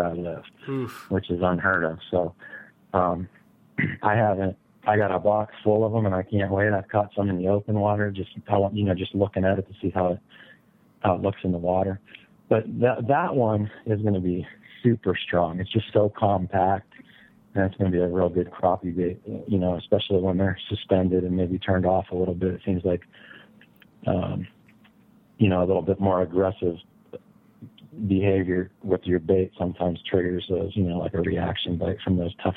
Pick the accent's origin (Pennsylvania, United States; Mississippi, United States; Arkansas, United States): Pennsylvania, United States; growing up in Pennsylvania